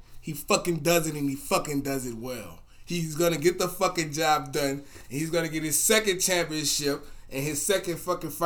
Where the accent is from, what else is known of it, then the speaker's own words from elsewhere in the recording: Harvey, Louisiana, United States; Harvey, Marrero, Gretna, Algiers, West Wego, Avondale